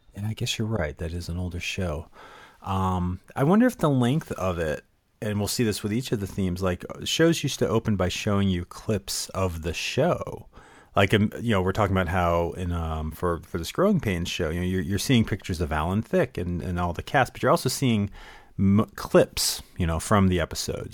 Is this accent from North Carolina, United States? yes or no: no; Connecticut, United States; I grew up in Connecticut.